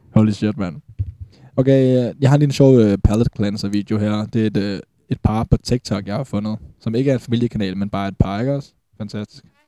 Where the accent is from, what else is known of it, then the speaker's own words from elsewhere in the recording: Falster, Zealand, Denmark; vi er fra Falster